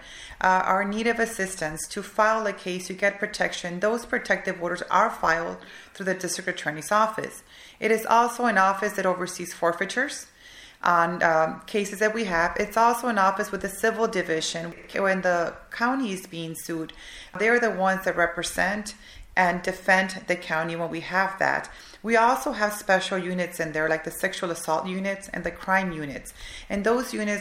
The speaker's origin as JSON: {"language": "English", "area": "the Rio Grande Valley", "region": "Texas", "country": "United States", "tie": "born or raised there", "also_born_or_lived": "Michigan", "said": "I came back to my hometown"}